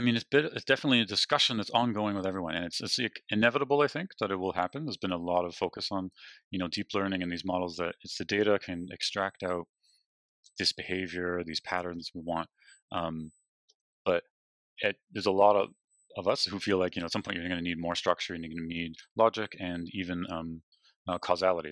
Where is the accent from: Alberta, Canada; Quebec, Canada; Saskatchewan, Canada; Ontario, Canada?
Ontario, Canada; Toronto; also born or lived in British Columbia; now in Waterloo, Canada; I'm from Toronto